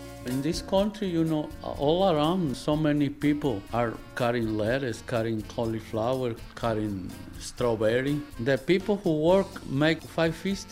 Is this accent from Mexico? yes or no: yes; Baja California, Mexico; moved away; I come from Baja California